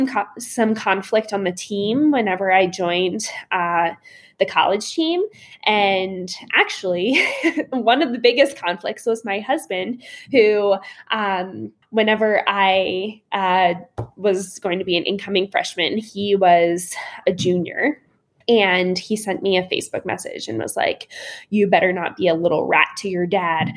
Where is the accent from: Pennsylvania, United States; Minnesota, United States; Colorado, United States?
Pennsylvania, United States; Shippensburg; Shippensburg University, which is where my hometown was